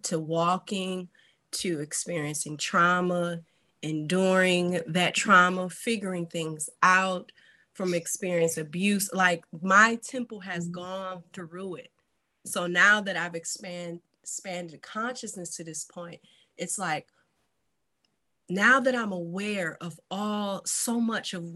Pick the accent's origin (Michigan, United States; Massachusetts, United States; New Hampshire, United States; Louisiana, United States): Michigan, United States; Detroit; I'm also from Detroit, Michigan